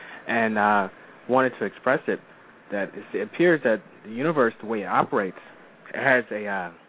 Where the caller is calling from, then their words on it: Philadelphia, Pennsylvania, United States; from Philadelphia, Pennsylvania.